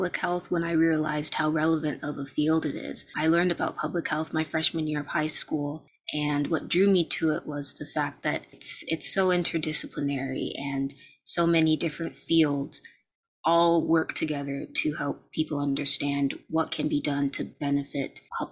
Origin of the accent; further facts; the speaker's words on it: Maryland, United States; now in Washington, D.C., United States; I'm located in DC, but I'm originally from Maryland